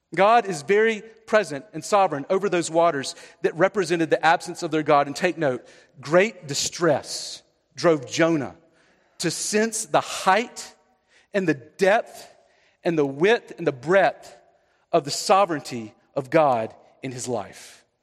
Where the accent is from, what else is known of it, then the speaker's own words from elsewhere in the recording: the South, Southeast, United States; I'm from the South